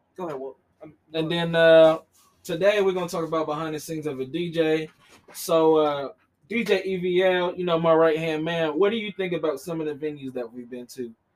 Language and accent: English; Columbus, Ohio, United States; we're from Columbus